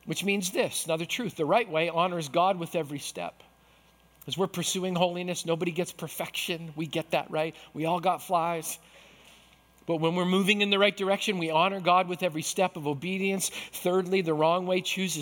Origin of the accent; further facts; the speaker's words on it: Manitoba, Canada; I grew up in Manitoba.